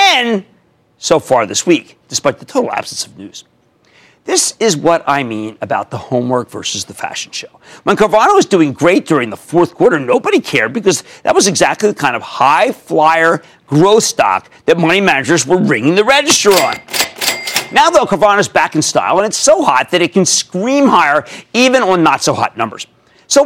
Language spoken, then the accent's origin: English; Philadelphia, Pennsylvania, United States; accent: Philadelphia; my Philadelphia accent